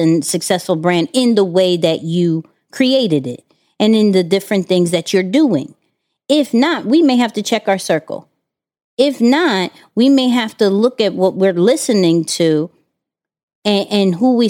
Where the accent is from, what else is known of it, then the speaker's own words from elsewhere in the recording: Houston, Texas, United States; I came from Houston, and, you know, I had my mother died